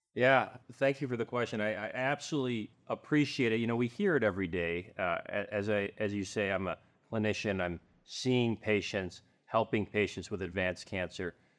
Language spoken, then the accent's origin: English; Southern California, United States; now in Arizona, United States; I grew up in Southern California